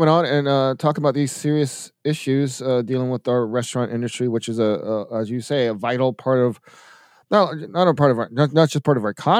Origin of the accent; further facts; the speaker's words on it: Atlanta, Georgia, United States; now in Milwaukee, United States; in my hometown, Atlanta.